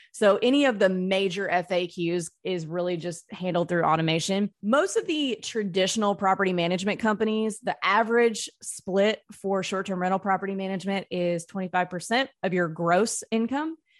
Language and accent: English; North Mississippi, United States; I grew up in North Mississippi